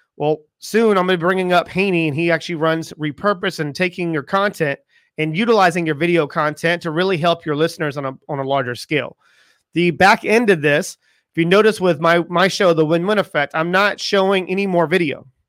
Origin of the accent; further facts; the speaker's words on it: United States; I am from America